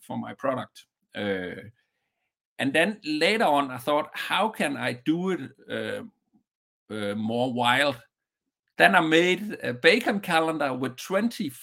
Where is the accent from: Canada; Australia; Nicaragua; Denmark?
Denmark; Southern Denmark; just a small one in a small town in the southern part of Denmark from my hometown